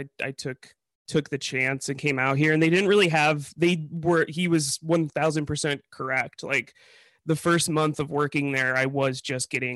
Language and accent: English; Chicago, Illinois, United States; moved away; I come from Chicago